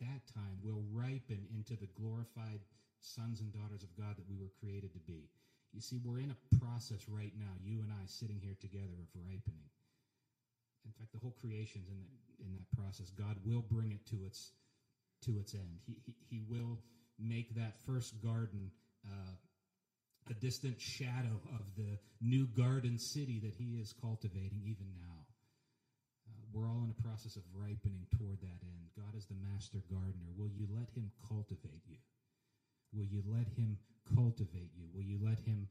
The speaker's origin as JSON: {"language": "English", "region": "Pennsylvania", "country": "United States", "tie": "born or raised there", "said": "my hometown in Pennsylvania"}